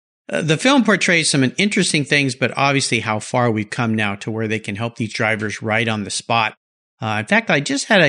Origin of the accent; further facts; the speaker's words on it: Indianapolis, Indiana, United States; Growing up in Indianapolis, yeah, most definitely. Spent a lot of time there.